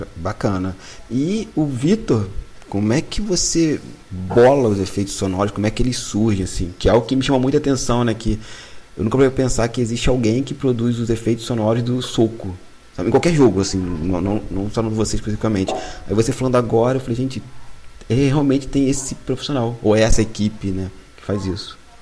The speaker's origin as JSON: {"language": "Portuguese", "town": "Piabetá", "region": "Rio de Janeiro", "country": "Brazil", "said": "Eu sou da Baixada Fluminense, lá em Piabetá"}